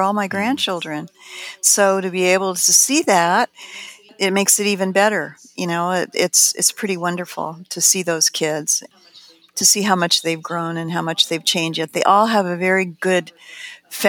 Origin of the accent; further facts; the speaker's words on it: Pasadena, California, United States; also born or lived in Highland Park, California / Altadena, California; the things that I got to do when I was growing up in Highland Park and Pasadena and Altadena and Arroyo Seco